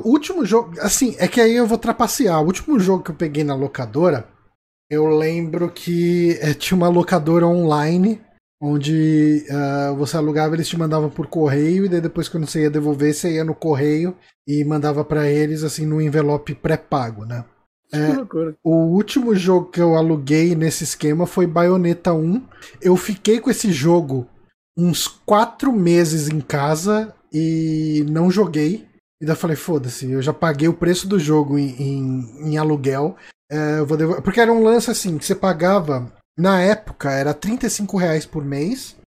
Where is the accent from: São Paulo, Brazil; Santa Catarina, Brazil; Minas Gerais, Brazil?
São Paulo, Brazil; A gente é de São Paulo